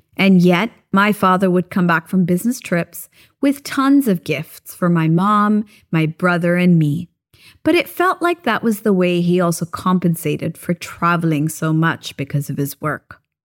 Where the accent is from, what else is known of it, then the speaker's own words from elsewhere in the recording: Japan; now in Philippines; We had a tiny little Christmas tree when I was growing up in Japan